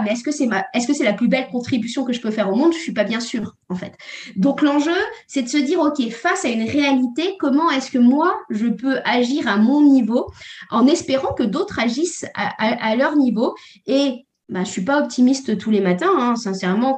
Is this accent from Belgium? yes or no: no; Normandy, France; je viens de la Normandie.